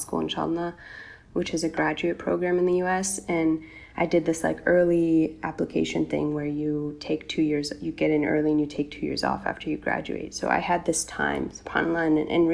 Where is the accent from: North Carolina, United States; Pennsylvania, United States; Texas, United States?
North Carolina, United States; I grew up in North Carolina in the U.S., which Americans know is in the South